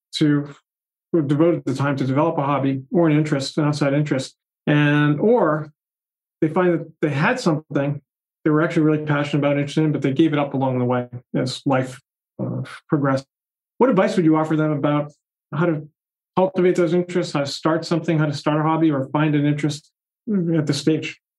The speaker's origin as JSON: {"language": "English", "town": "Boston", "region": "Massachusetts", "country": "United States", "tie": "born or raised there", "said": "I grew up in the Boston area."}